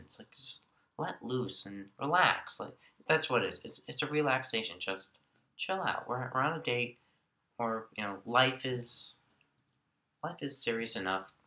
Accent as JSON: {"language": "English", "area": "Long Island", "region": "New York", "country": "United States", "tie": "born or raised there", "said": "I grew up on Long Island, uh, born New York City."}